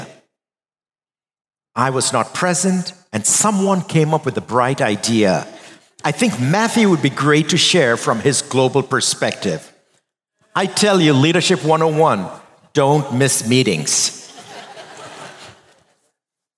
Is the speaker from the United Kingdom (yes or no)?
no; India; moved away; growing up in India as boys, we were three of us brothers